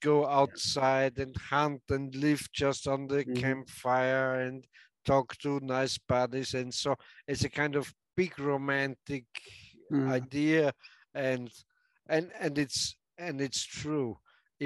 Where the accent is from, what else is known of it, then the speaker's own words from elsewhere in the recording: Austria; I'm from Austria